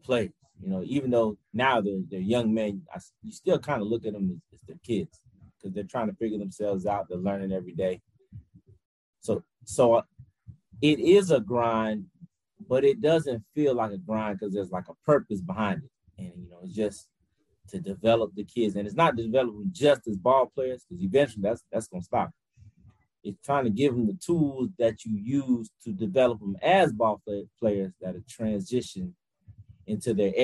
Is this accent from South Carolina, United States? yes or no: no; Miami, Florida, United States; also born or lived in Montgomery, Alabama / Atlanta, Georgia; now in Grambling, United States; I'm originally from Miami, Florida